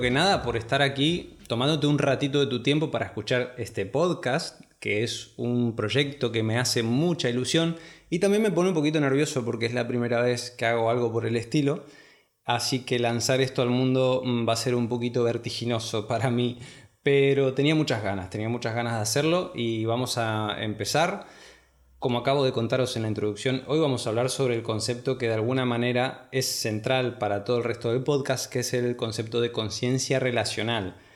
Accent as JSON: {"language": "Spanish", "country": "Argentina", "tie": "born or raised there", "said": "Primero me fui a estudiar a la ciudad de Córdoba, en Argentina, que está bastante lejos de mi ciudad natal"}